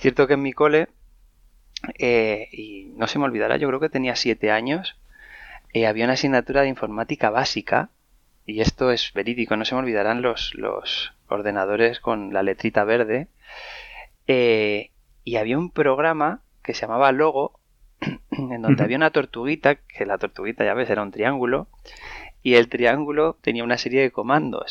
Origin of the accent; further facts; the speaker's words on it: Madrid, Community of Madrid, Spain; yo soy, soy un madrileño de, 37 años. Nací aquí en Madrid